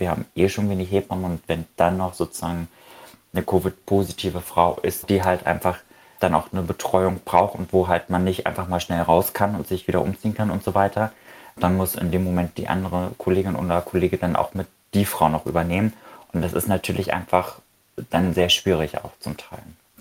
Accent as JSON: {"language": "German", "country": "Germany", "also_born_or_lived": "Berlin", "said": "bei uns in Deutschland"}